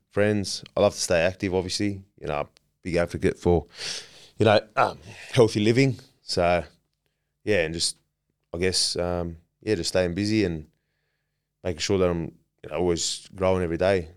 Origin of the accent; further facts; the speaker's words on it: Merrylands, New South Wales, Australia; I grew up in Maryland, out west